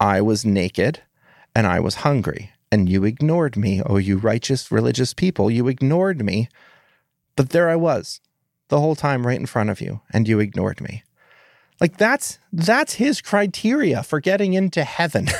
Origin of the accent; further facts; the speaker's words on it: United States; I'm an American